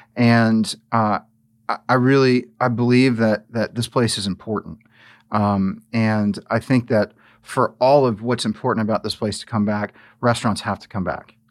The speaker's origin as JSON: {"language": "English", "town": "New Orleans", "region": "Louisiana", "country": "United States", "tie": "born or raised there", "moved": "as an adult", "said": "I'm not from here. I, you know, I grew up in New Orleans."}